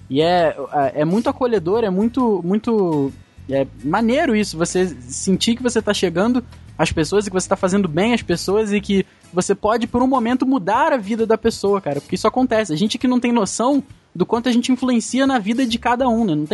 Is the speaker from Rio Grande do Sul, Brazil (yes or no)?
yes; Rio Grande do Sul, Brazil; now in Rio de Janeiro, Brazil; a gente é do Rio Grande do Sul, a gente veio pro Rio de Janeiro